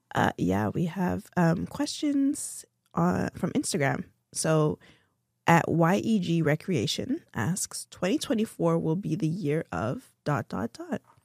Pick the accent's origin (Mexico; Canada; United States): Canada; Toronto, Ontario; I'm from Toronto